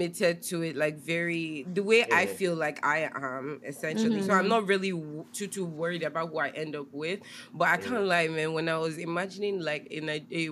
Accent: Nigeria; moved away; as a Nigerian woman

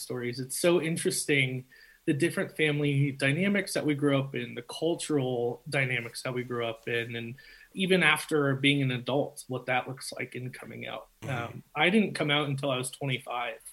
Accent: Denver, Colorado, United States; also born or lived in Texas; I was born and raised here in Denver and a little bit outside of the city

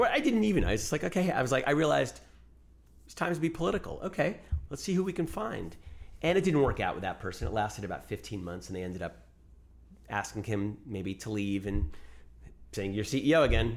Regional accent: United States; also born or lived in New York; I was born here, raised here

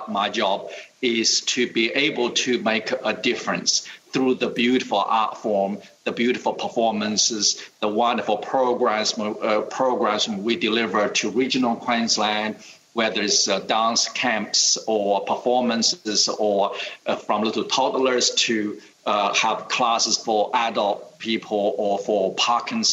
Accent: China; also born or lived in United States; now in Australia; I was born in 1961, right into that incredibly difficult period of time in China. During my youth, we grew up with no running water, no heating.

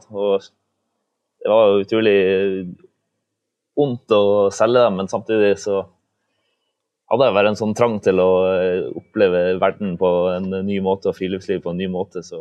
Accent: Balsfjord, Troms, Norway; also born or lived in Svalbard

